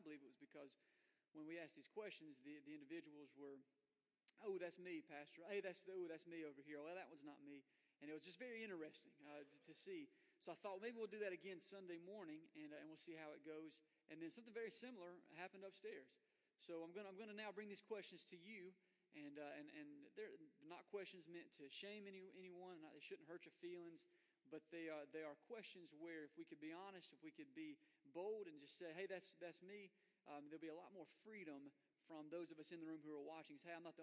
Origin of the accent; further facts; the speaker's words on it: Florida, United States; I was born in Florida